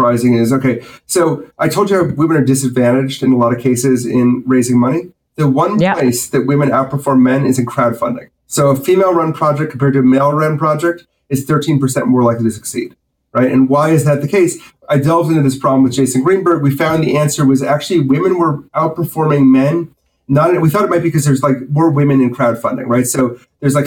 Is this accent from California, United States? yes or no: no; Wisconsin, United States; moved away as an adult; I grew up in Wisconsin